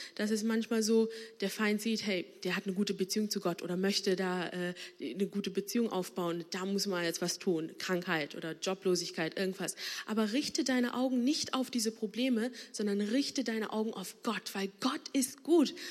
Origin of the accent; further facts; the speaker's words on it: Bonn, North Rhine-Westphalia, Germany; ich bin hier gebürtige Bonnerin. Ähm, meine Eltern kommen aber aus Sri Lanka